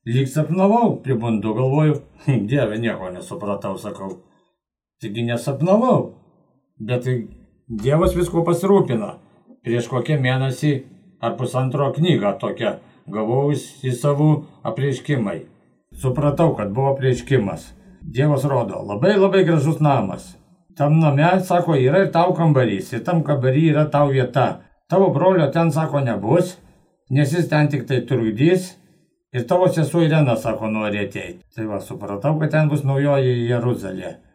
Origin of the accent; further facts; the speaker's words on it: Lazdijai district, Alytus County, Lithuania; gimiau Lasdėjų rajone.